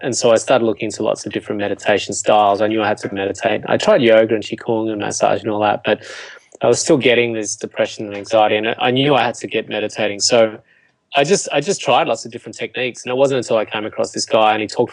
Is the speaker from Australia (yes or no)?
yes; Australia; they moved to Australia after they got married, and um, you know, I, I, grew up on a farm